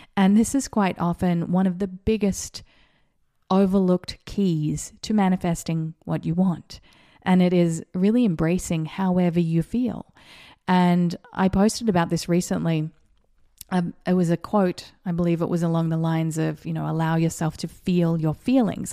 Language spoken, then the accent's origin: English; Australia; moved away; also born or lived in Vero Beach, Florida; I grew up in schools in Australia where you had to slip, slop, slap.